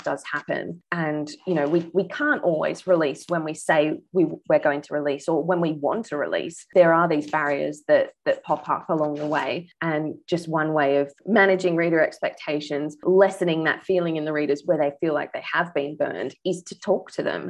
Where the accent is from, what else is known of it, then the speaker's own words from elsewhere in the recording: Australia; now in New Zealand; I'm Australian, as you might have noticed, but I live in New Zealand